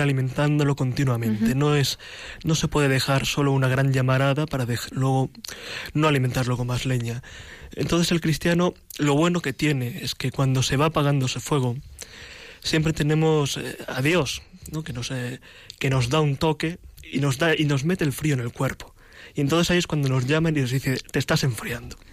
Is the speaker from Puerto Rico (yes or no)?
no; Madrid, Community of Madrid, Spain; soy un joven, un joven cristiano, original de Madrid